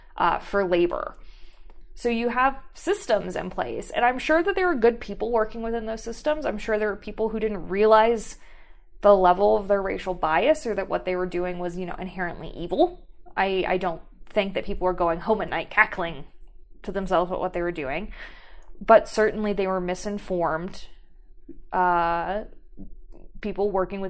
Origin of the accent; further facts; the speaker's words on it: Pittsburgh, Pennsylvania, United States; I'm from Pittsburgh